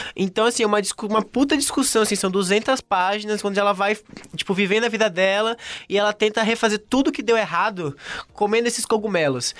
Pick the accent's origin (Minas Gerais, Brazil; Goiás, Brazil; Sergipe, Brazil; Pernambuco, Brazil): Sergipe, Brazil; Aracaju; now in São Paulo, Brazil; eu sou de Aracaju, né? Então era é um lugar minúsculo